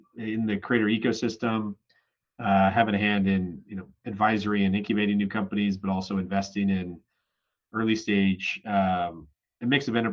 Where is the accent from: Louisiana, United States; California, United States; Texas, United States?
California, United States; San Francisco; born or raised there; also born or lived in Syracuse